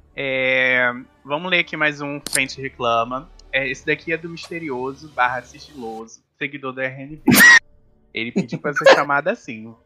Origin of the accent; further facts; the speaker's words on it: Brazil; eu sou brasileiro